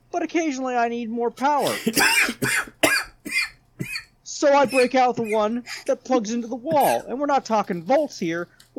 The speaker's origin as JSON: {"language": "English", "town": "San Antonio", "region": "Texas", "country": "United States", "tie": "born or raised there", "said": "I grew up in San Antonio, Texas. At least I went to high school there. All right, military brat, I've been all over the world."}